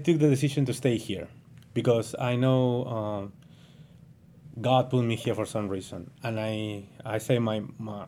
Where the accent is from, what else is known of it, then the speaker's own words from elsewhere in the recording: Callao, Peru; first language Spanish; English is a second language; moved away as an adult; now in United States; I'm from Peru